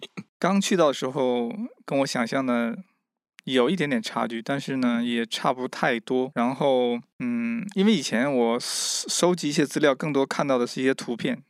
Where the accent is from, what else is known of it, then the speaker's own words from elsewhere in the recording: Mishan, Heilongjiang, China; moved away as an adult; now in Kenya; 我来自中国的东北黑龙江密山市的一个，呃，一个小村庄